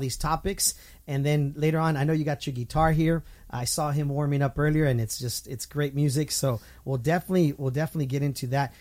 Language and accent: English; Southern California, United States; Southern California people have a certain way we talk